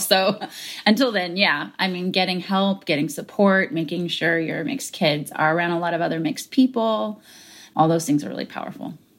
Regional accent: United States; I'm American, because I had an immigrant parent

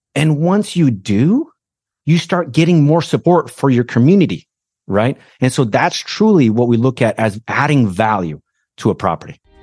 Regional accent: Brazil; English is a second language; moved away as an adult; now in United States; I was born in Brazil, immigrated to the States as a young man, all right? So I didn't speak the language

